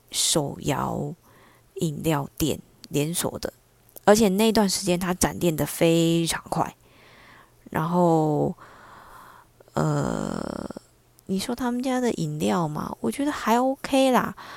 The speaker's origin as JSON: {"language": "Chinese", "country": "Taiwan", "said": "我们台湾这边被骗过去的地点大概都是柬埔寨嘛"}